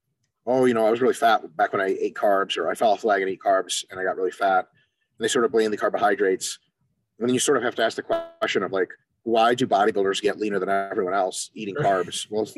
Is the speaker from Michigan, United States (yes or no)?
yes; Detroit, Michigan, United States; also born or lived in Moscow, Russia; age seven, came to the States, went to elementary school, middle school, and high school in Metro Detroit, Michigan.